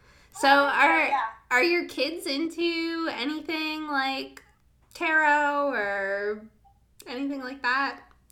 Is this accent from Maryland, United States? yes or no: yes; Germantown, Maryland, United States; I'm from here. I'm a local. Yeah. So I grew up in Germantown